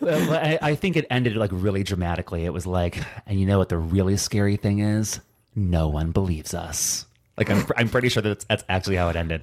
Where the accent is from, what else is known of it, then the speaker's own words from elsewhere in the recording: Hobart, Indiana, United States; my hometown, Hobart, Indiana